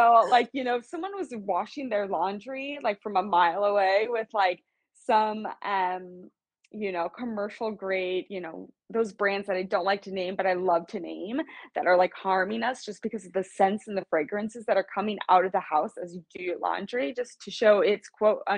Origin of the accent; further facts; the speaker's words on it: Kansas City, United States; moved away as an adult; now in West Coast, United States; I'm from Kansas City, born and raised. I live on the West Coast right now.